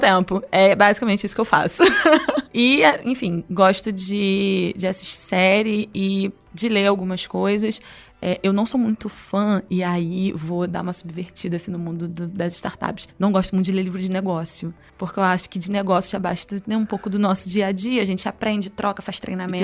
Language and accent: Portuguese; Rio, Rio de Janeiro, Brazil; eu sou do Rio